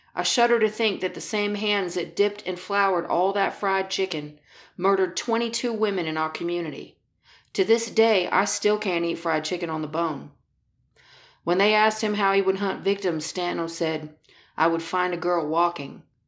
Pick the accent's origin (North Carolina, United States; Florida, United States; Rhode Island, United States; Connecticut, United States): Florida, United States; Daytona Beach; I grew up in Daytona Beach, Florida in the nineteen seventies and eighties